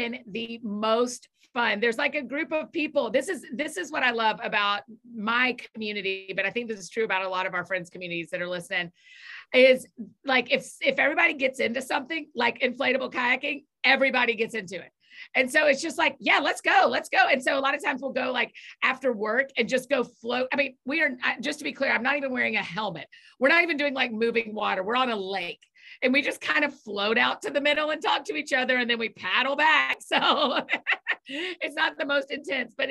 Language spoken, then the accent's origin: English; Atlanta, Georgia, United States; moved away as an adult; now in Nashville, United States; I grew up in Atlanta, but I have been in Nashville for about 14 years